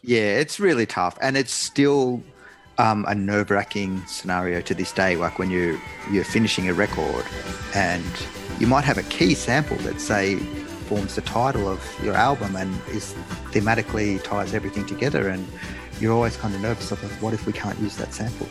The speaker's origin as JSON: {"language": "English", "country": "Australia", "tie": "born or raised there", "said": "I was a kid growing up in Australia"}